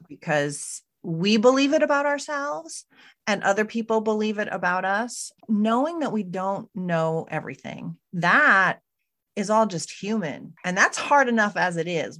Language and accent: English; United States; now in Canada; I'm an American citizen living and working in Canada right now